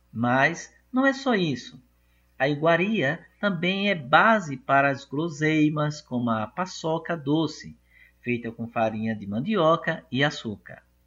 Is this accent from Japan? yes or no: no; Brazil; nós nascemos no Brasil